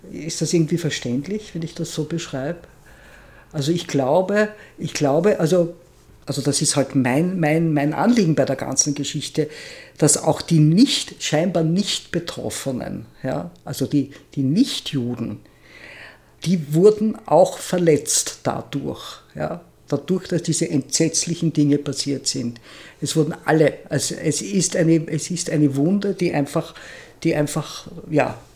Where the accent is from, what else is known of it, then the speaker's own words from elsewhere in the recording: Vienna, Austria; ich bin ja in Wien aufgewachsen und fand diese Stadt als Kind nur deprimierend. Und jetzt finde ich Wien unglaublich toll.